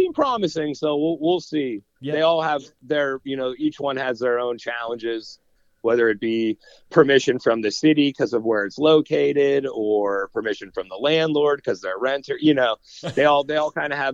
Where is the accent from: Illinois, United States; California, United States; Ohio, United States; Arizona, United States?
Ohio, United States; Austintown; still in the house that I grew up in Austin Town